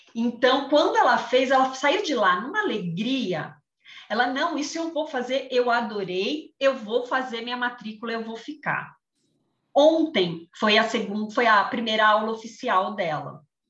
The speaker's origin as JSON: {"language": "Portuguese", "region": "São Paulo", "country": "Brazil", "tie": "born or raised there", "moved": "as an adult", "lives_now": "Jaguariúna, Brazil", "said": "sou de São, natural de São Paulo, mas há cinco anos resolvi mudar a vida e me mudei para o interior, moro em Jaguariúna"}